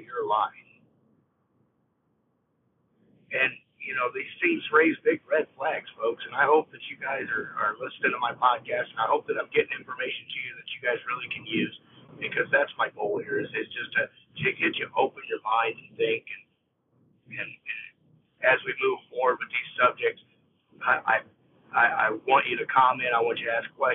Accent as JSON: {"language": "English", "country": "United States"}